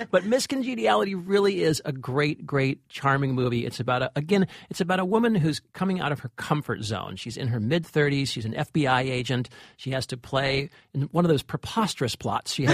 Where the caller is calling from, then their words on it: Shanghai, China; I'm calling from Shanghai, China, and I'm really glad I can still get the podcast over here. It's a really nice taste of home.